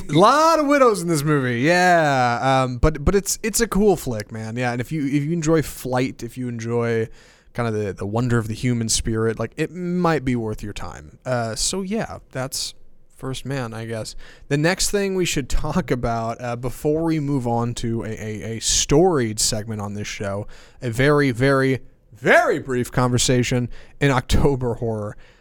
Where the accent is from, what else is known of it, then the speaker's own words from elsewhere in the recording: Houston, Texas, United States; I grew up in Houston